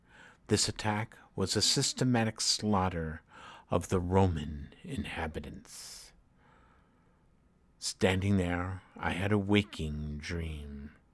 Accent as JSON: {"language": "English", "town": "Chicago", "region": "Illinois", "country": "United States", "tie": "born or raised there", "said": "That movie somehow finds itself on Channel 9 in Chicago every year that I was growing up."}